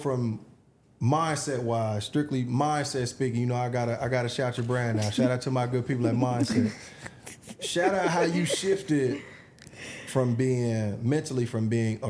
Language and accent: English; Atlanta, Georgia, United States; I'm from Atlanta. Like I said 1,000 times, I've been here my whole life.